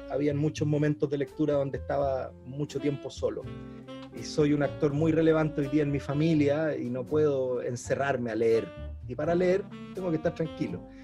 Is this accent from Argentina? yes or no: no; Chile; Yo soy cocinero chileno eh, y así me reconozco y así me presento y toda mi vida de cocinero he estado ligado al mundo de la cocina chilena.